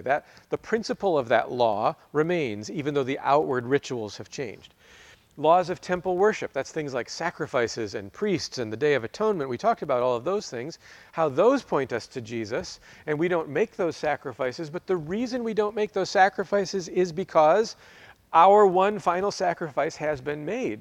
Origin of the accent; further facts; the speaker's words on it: United States; as American Christians